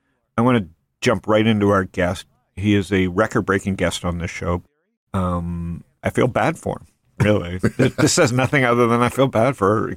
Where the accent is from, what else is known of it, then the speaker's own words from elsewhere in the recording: Canada; now in United States; I came from Canada, so I'm very pro-U.S.